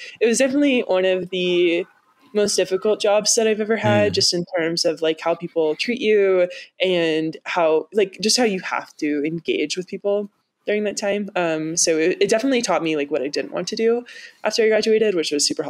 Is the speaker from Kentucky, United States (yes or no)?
yes; Kentucky, United States; I grew up in Kentucky, and the finance industry is not super prominent there.